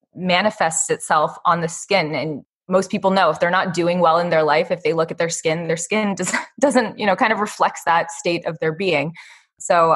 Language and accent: English; Northern California, United States; also born or lived in Michigan; I grew up in Northern California